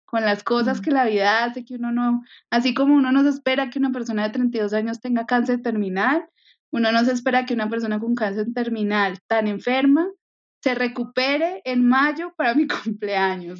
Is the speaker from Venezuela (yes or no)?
no; Medellín, Antioquia, Colombia; moved away as an adult; also born or lived in Barranquilla; creciendo en Medellín